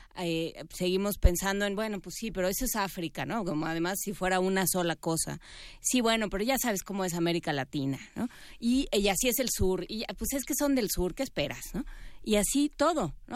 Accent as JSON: {"language": "Spanish", "country": "Mexico", "said": "quienes hablamos el español que aprendimos en México"}